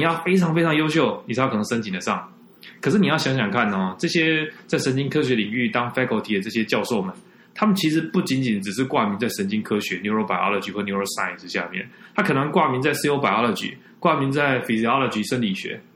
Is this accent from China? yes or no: no; Taiwan; moved away as an adult; also born or lived in North Carolina, United States; 我是台湾人，废话，我当然是台湾人，我是台大， 台大， 台大心理系毕业的。那后来在那个台大脑与心智科学研究所拿到硕士学位